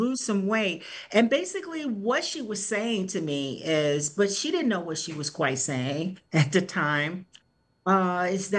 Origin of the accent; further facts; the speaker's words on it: Detroit, Michigan, United States; born and raised in Detroit